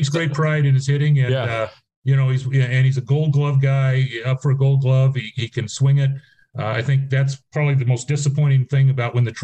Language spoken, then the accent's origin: English; San Diego, California, United States; I was from San Diego